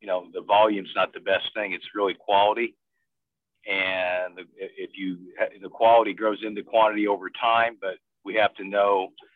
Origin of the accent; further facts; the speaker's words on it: Bloomington, Indiana, United States; moved away; growing up in Bloomington, Indiana